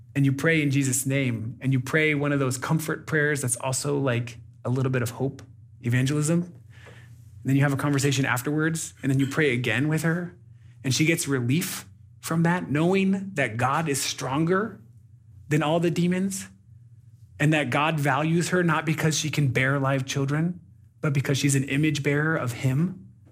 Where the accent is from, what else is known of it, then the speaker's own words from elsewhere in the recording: United States; moved away as an adult; now in Burundi; I live in Burundi as a, as an American